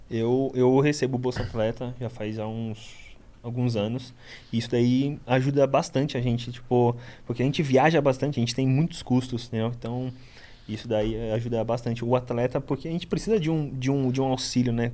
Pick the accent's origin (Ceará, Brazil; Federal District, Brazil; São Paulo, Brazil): São Paulo, Brazil; Guarujá; also born or lived in Itanhaém; Eu sou da periferia do Guarujá, ali Vicente Carvalho